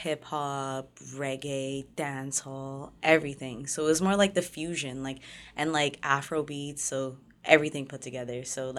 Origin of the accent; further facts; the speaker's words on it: Innisfil, Ontario, Canada; also born or lived in Toronto; I grew up, like, everywhere, technically. When I was younger, I was born in, like, Jane and Finch. Mm-hmm. And then we moved from, like, 10 Humberline, like, the buildings, to all the way up into, like, Innisfil.